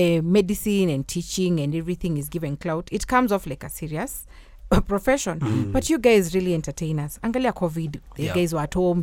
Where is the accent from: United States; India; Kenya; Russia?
Kenya; Nairobi; when I was growing up in Kilimani Primary, we had sports days